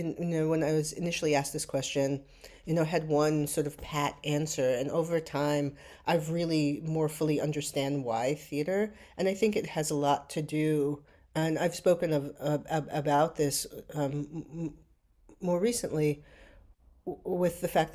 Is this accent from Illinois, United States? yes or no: no; New York City, New York, United States; I did. I grew up in New York City. I grew up in a moment when there was an abundance of theater that was close by.